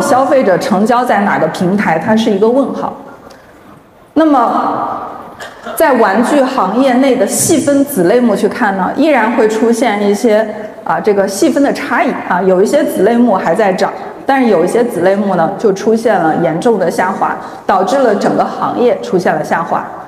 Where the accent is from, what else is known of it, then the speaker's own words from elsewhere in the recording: Zhengzhou, Henan, China; 我是地道的土生土长的郑州人， 啊， 我初中在八中念的，高中在艺高